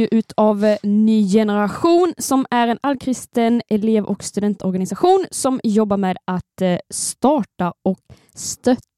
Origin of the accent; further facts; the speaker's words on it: Örnsköldsvik, Västernorrland County, Sweden; och jag är också från Övik.